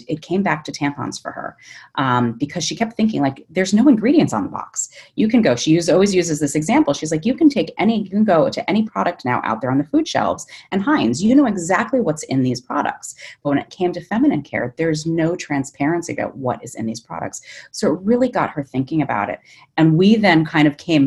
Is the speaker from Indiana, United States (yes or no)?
no; Rhode Island, United States; moved away as an adult; also born or lived in upstate New York / New York; I am a Rhode Islander. I grew up in Rhode Island